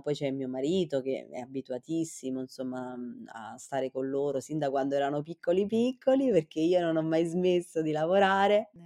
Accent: Chieti, Abruzzo, Italy; nella mia terra, io sono abruzzese, sono sì. di Chieti

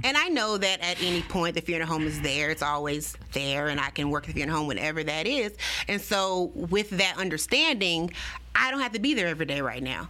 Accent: Baton Rouge, Louisiana, United States; this is my hometown

